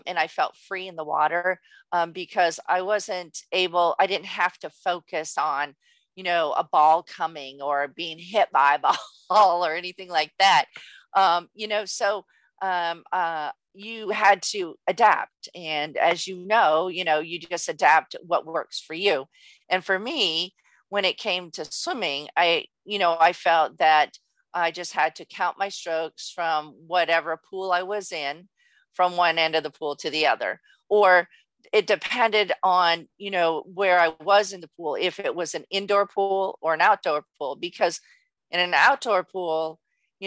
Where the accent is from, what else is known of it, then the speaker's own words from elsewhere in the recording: Southern California, United States; born and raised in Southern California